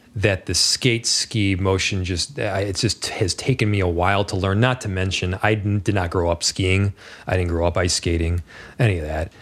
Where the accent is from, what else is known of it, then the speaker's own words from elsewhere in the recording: Northern Virginia, United States; moved away; we grew up in Northern Virginia largely